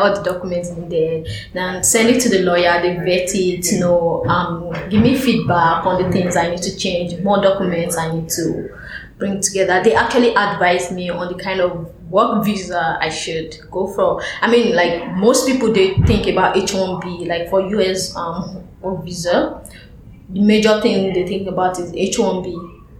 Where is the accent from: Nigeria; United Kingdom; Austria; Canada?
Nigeria; Lagos; moved away as an adult; now in New York, United States; at home, like in Lagos, I play with uh, my colleagues at work